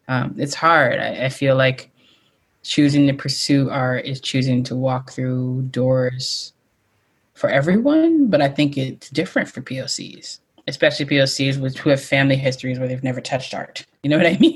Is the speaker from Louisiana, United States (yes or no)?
yes; Metairie, Louisiana, United States; moved away as an adult; I grew up outside New Orleans